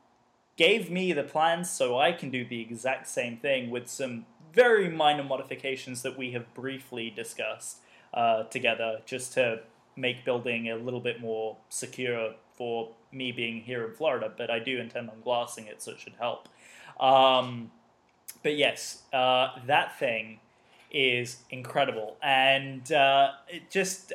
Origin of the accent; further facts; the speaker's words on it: United Kingdom; accent: English; I'm British